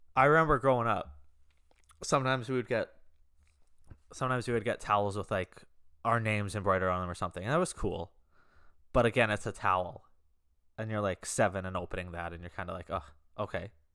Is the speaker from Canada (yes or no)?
yes; Canada; I'm Canadian